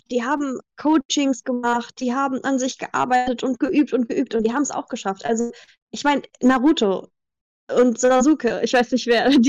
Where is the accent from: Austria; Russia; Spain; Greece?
Greece; German is a second language; also born or lived in Germany; aber ich {S2} bin in Griechenland aufgewachsen. Das heißt, mein Deutsch habe ich durch Filme gelernt.